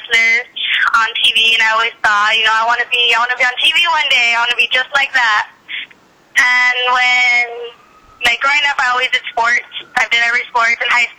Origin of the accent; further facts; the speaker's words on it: Santa Ana, California, United States; I'm actually from California, from Santa Ana. I was born and raised in Santa Ana.